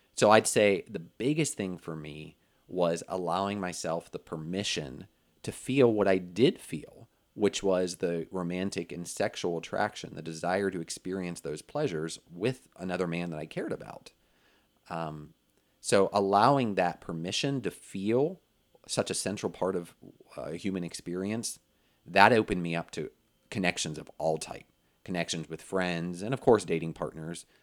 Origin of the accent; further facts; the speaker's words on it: Pennsylvania, United States; moved away as an adult; also born or lived in Orlando, Florida; I moved from Pennsylvania, where I grew up, and went to college